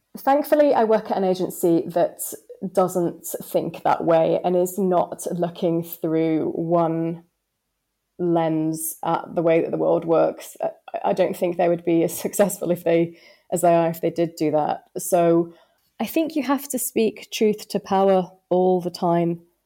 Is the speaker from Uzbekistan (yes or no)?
no; the north of England, United Kingdom; accent: northern; I was told that my accent was too strong and no client would ever be able to build a relationship with me because of my northern tones